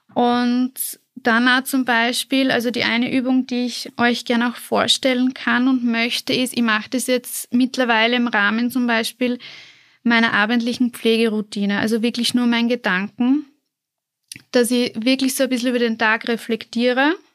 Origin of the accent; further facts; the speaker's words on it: southern Burgenland, Austria; moved away as an adult; now in Vienna, Austria; ich komme ursprünglich aus dem Südburgenland